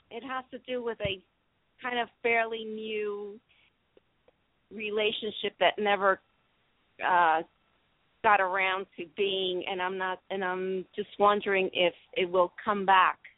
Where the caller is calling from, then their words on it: San Jose, California, United States; Well, I'm in the San Jose area, uh, although that's a New Jersey area code.